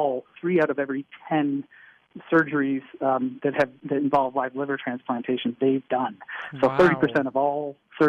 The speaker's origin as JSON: {"language": "English", "region": "Michigan", "country": "United States", "moved": "yes", "said": "I'm from Michigan originally"}